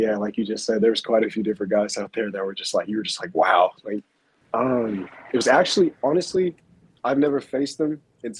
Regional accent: Long Beach, California, United States; Born and raised in Long Beach, California.

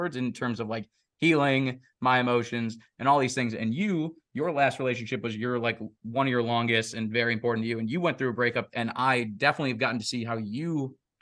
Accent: Deerfield, Illinois, United States; moved away; my hometown of Deerfield, Illinois

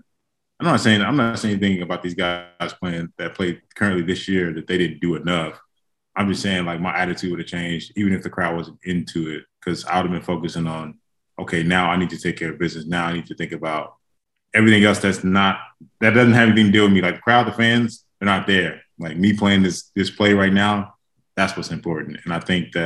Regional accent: Dallas, Texas, United States; I'm from Dallas

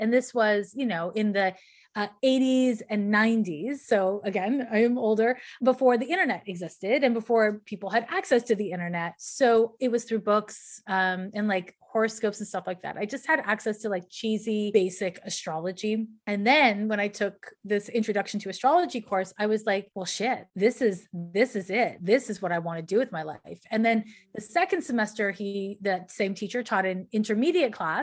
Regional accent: Montreal, Quebec, Canada; I'm from Montreal, Quebec, Canada

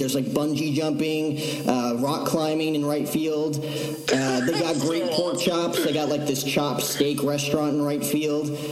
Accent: New Jersey, United States; moved away; I'm from Jersey

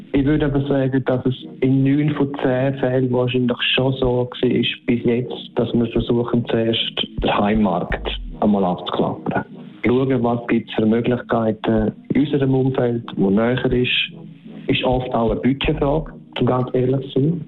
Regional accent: Switzerland; bei uns in der Schweiz ist es sogar noch so, dass wir dann wie drei Märkte in einem haben mit drei Sprachen

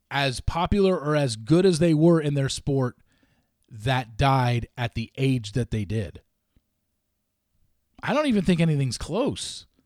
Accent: Los Angeles, California, United States; moved away as an adult; growing up in Los Angeles

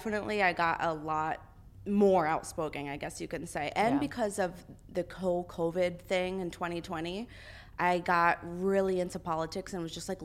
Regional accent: Bethlehem, Pennsylvania, United States; my hometown in Bethlehem, Pennsylvania. That's where I live

